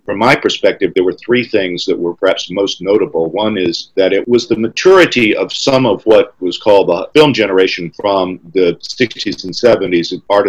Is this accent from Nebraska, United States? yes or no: no; North Carolina, United States; moved away as an adult; also born or lived in New York; I'm from North Carolina